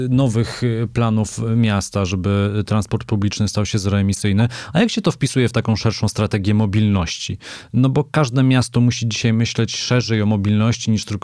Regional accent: Silesian Voivodeship, Poland; chociaż jestem z pochodzenia Ślązakiem, to moja siostra od kilkunastu lat mieszka y, w Gdańsku

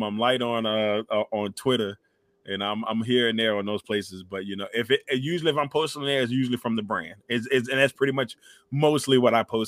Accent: Amelia County, Virginia, United States; born or raised there

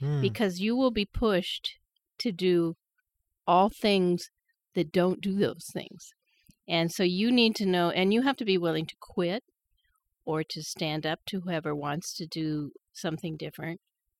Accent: Wyoming, United States; now in Idaho, United States; As you know, I grew up in Wyoming, and I went back there to work, and I had a job in government.

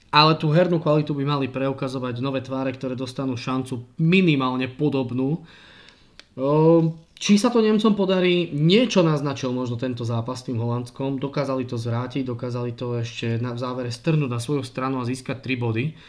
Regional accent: Prešov, Prešov Region, Slovakia; som z Prešova a v Prešove hral

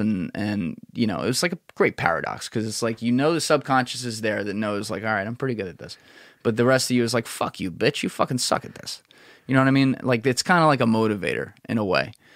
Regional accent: New Jersey, United States; I'm a bullshitter from New Jersey

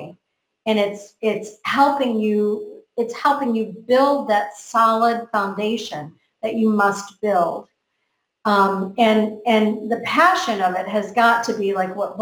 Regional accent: United States; I grew up in America

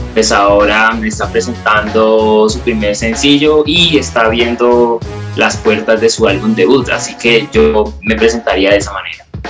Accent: Cali, Valle del Cauca, Colombia; soy un músico de la ciudad de Cali, soy un artista caleño

